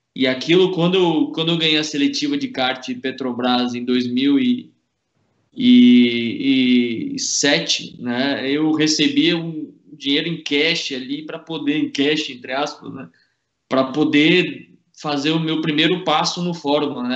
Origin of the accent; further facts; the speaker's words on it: São Paulo, Brazil; moved away as an adult; nasci na ZN, cresci, estudei na ZN, fiz tudo na ZN